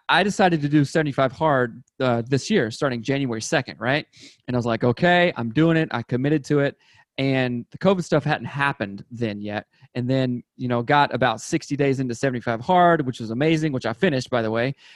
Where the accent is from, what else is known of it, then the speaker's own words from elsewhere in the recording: South Carolina, United States; moved away as an adult; now in Seattle, United States; I grew up in South Carolina, went to undergrad there and everything